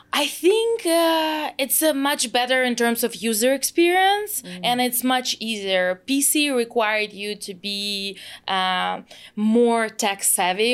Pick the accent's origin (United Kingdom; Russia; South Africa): Russia; Moscow; English is a second language; moved away as an adult; now in San Francisco, United States; I grew up in Moscow, uh, in Russia